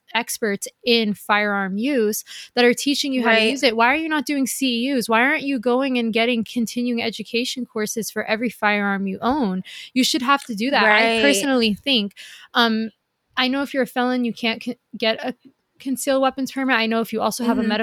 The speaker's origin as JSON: {"language": "English", "region": "the South", "country": "United States", "tie": "born or raised there", "said": "I grew up in the South"}